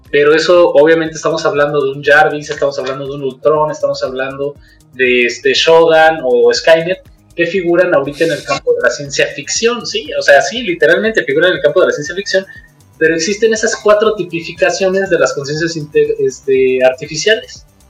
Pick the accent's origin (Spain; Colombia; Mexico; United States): Mexico; Como mexicanos